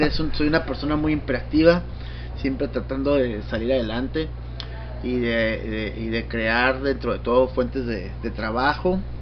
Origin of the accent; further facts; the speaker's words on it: Tijuana, Baja California, Mexico; Yo soy tijuanense, mi familia, mis padres son de Guadalajara